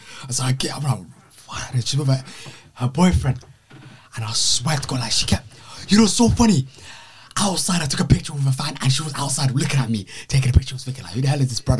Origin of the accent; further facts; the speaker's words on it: London, United Kingdom; I'm from South London. I'm too far.